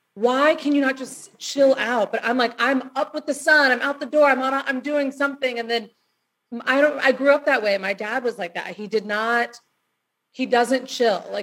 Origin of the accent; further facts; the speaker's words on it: Destin, Florida, United States; moved away; I'm from Destin, Florida